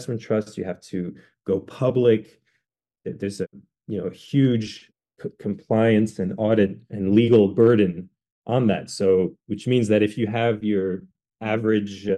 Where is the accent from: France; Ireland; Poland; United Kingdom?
France; now in United States; I'm actually half French. I grew up in France